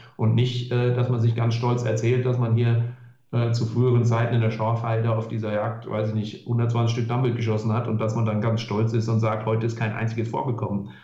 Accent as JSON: {"language": "German", "region": "Hesse", "country": "Germany", "said": "bei uns in Hessen"}